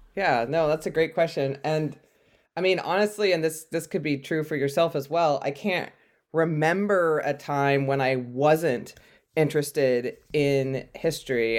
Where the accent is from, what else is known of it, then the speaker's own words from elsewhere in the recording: California, United States; I grew up in California